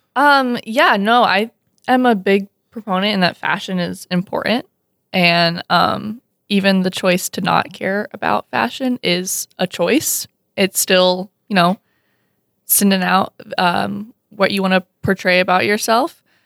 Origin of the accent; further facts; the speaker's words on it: Alabama, United States; moved away as an adult; also born or lived in Missouri; now in Fargo, United States; I was born and raised in Alabama, and then I went to college in Missouri